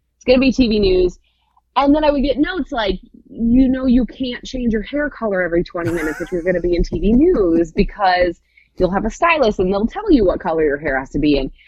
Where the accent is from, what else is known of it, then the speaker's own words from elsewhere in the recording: Michigan, United States; moved away as an adult; now in Indianapolis, United States; I am originally from Michigan